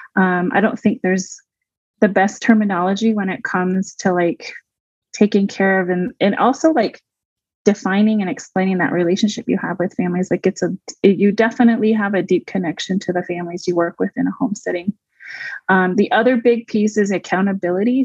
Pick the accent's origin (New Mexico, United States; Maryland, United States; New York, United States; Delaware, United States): New Mexico, United States; Waterflow; I grew up mostly in the Waterflow Four Corners area, New Mexico.